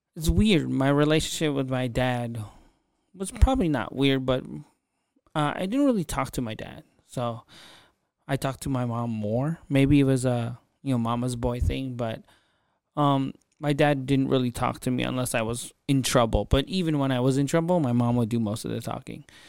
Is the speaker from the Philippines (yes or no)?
yes; Philippines; I'm Filipino, and so is my father.